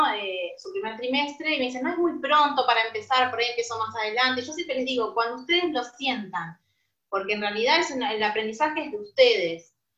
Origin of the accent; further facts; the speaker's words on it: San Justo, Buenos Aires Province, Argentina; Nosotros somos de Buenos Aires, zona este, San Justo